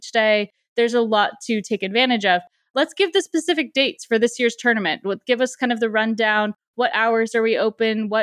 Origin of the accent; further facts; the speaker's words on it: San Diego, California, United States; I grew up in San Diego also and went to college here and like feel very connected to this being, you know, my hometown as well.